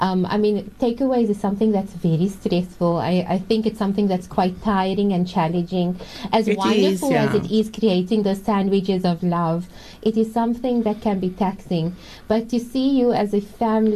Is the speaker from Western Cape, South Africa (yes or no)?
yes; Cape Town, Western Cape, South Africa; I am from the Athlone area, mashallah, so I have frequented Golden Dish as on many occasions, I think, since school days.